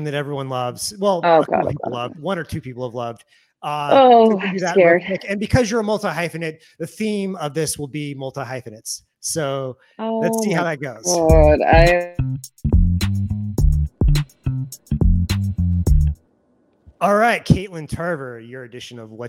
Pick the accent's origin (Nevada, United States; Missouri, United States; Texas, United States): Missouri, United States; I'm from Missouri